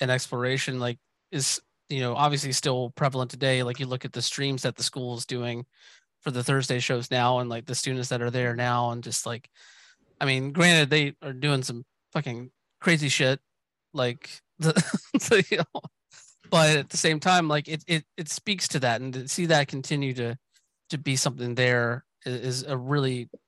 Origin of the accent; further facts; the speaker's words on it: Georgia, United States; moved away as an adult; also born or lived in Atlanta, Georgia; I'm born and raised in Georgia. Like, I lived in Atlanta for a long time before moving out west.